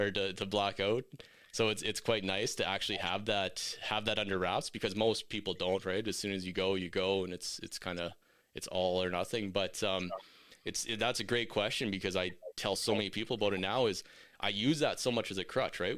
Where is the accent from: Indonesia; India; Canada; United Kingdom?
Canada; Meadow Lake, Saskatchewan; now in Red Deer, Canada; I'm from Metal Lake, Saskatchewan. I'm currently in Red Deer now